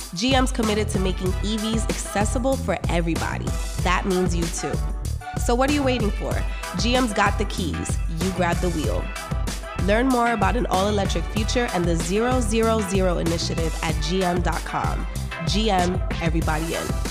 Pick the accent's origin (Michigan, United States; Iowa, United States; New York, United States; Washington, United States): New York, United States; New York City; moved away as an adult; now in Dallas, United States; we're born and raised in Brooklyn, New York.